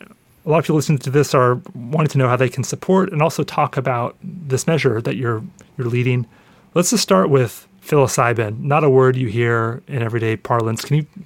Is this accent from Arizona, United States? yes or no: no; Oregon, United States; my home state of Oregon